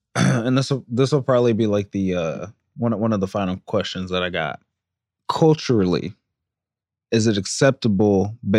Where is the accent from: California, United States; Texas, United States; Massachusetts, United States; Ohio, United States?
California, United States; San Jose; I grew up in San Jose, East San Jose to be exact.